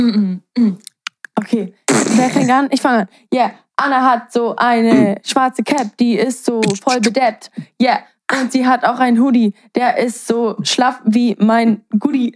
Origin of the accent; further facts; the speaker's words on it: Germany; accent: German; mein deutscher Akzent